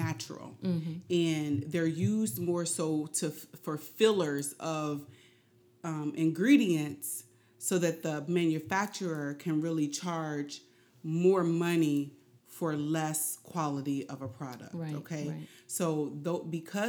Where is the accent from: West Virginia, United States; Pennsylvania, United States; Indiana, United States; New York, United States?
Indiana, United States; Indianapolis; now in Philadelphia, United States; I'm originally from Indianapolis, Indiana, and I am a hairstylist. And I originally moved here to Philadelphia